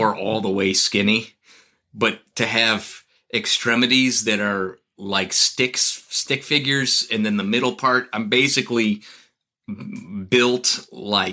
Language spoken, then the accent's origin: English; Arlington Heights, Illinois, United States; In Arlington Heights, northwest suburb of Chicago. Spent 27 years there before I got married.